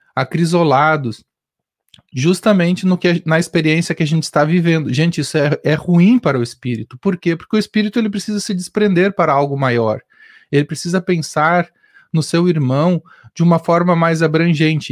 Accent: Rio Grande do Sul, Brazil; eu sou gaúcho

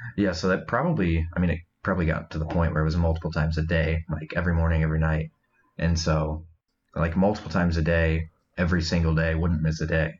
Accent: Iowa, United States; now in Michigan, United States; I'm originally from Iowa

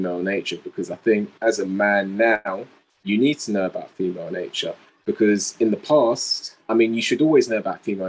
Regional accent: England, United Kingdom; I'm from England

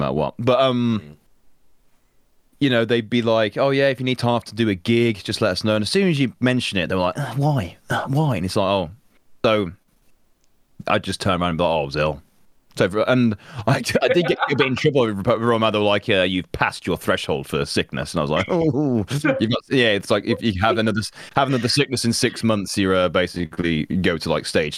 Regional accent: Birmingham, West Midlands, United Kingdom; I'm from Birmingham. I live in Birmingham.

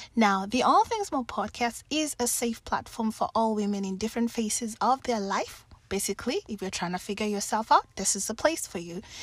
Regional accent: Kenya; also born or lived in Germany / Finland; now in Seattle, United States; I've been born and raised in Kenya

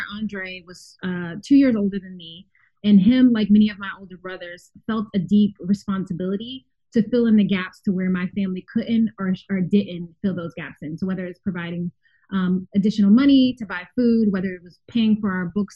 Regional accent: Philadelphia, Pennsylvania, United States; I grew up in West Philadelphia, because when you're from Philly, you have to be very specific about what area. I grew up in West Philadelphia

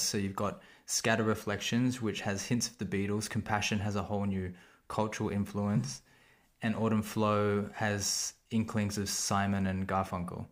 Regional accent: Sydney, New South Wales, Australia; I'm from Sydney

